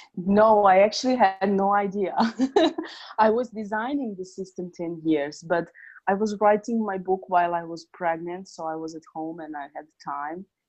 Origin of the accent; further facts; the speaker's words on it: Serbia; also born or lived in Northridge, California; I was born in Serbia. Currently, I'm in Novi Sad, Serbia